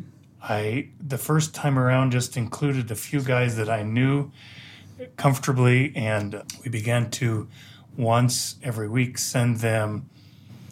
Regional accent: United States; moved away as an adult; also born or lived in Colorado; now in Jerusalem, Israel; I'm actually American

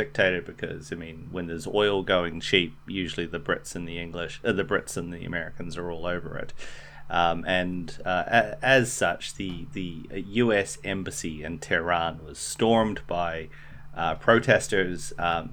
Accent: New Zealand; as a New Zealander

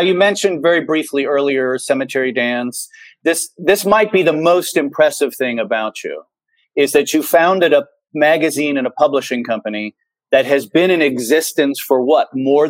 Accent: Cincinnati, Ohio, United States; because I grew up in a relatively blue collar part of Cincinnati

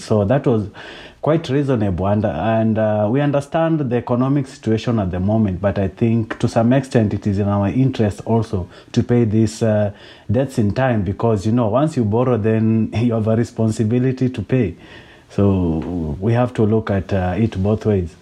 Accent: Kenya; I'm Kenyan

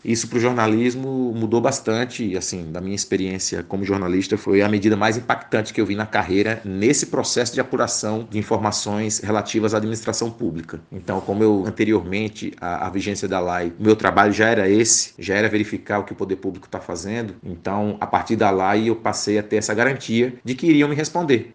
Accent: interior of Rio Grande do Norte, Brazil; lá no interior do Rio Grande do Norte, que é a minha terra

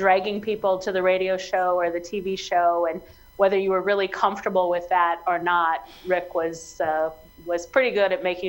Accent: near Waterloo, Cedar Falls, Iowa, United States; moved away as an adult; now in Brookings, United States; I'm originally from Iowa, a small town near Waterloo, Cedar Falls, and went to medical school at the University of Iowa in Iowa City, and have been in South Dakota ever since.

